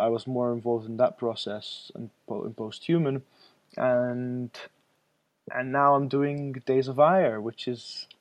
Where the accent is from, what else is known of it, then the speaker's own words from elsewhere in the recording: Malta; I'm from Malta, which is a very small island south of Italy